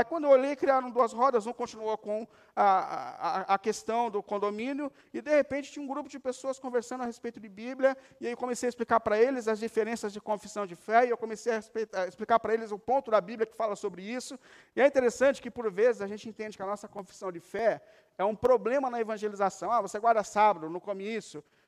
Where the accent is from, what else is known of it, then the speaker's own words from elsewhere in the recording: Brazil; Nós que somos brasileiros